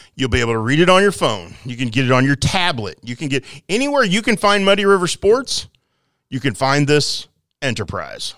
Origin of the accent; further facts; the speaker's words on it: Quincy, Illinois, United States; I played Quincy Soccer League